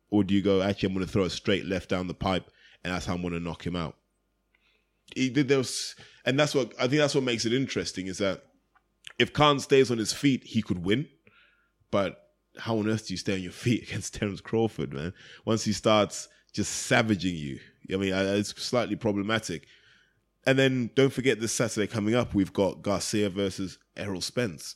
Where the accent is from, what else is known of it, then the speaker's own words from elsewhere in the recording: United Kingdom; as a British fan